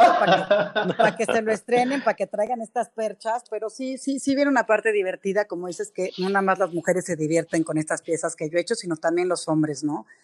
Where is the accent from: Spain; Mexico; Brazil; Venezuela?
Mexico; Somos mexicanos, somos trabajadores